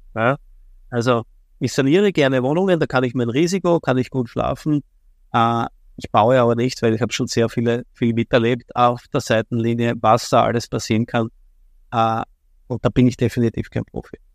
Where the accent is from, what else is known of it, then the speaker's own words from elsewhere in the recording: Vienna, Austria; komme aus Wien, bin ein echter Wiener, geboren in Wien, lebe in Wien